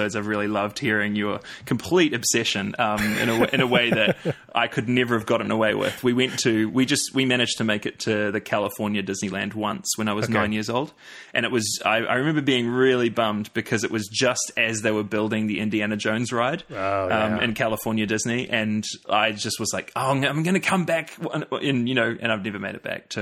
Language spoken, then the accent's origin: English; New Zealand; I was born in New Zealand